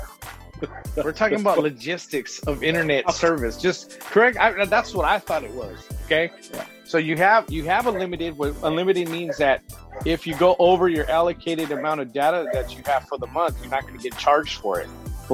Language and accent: English; San Diego, California, United States; I'm from Dago.